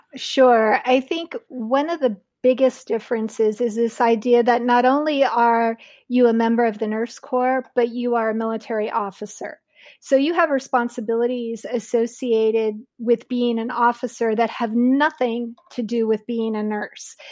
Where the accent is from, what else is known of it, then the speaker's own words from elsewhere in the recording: Southern California, United States; Loma Linda University is not very far from the town that I grew up in southern in Southern California